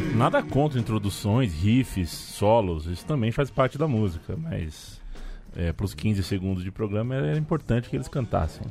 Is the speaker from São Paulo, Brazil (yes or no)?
yes; São Paulo, Brazil; accent: paulistano; o sotaque paulistano